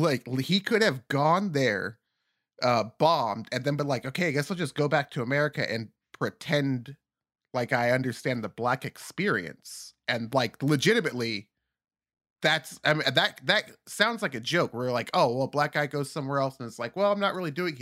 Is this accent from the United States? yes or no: yes; California, United States; now in Belgium; I'm from California.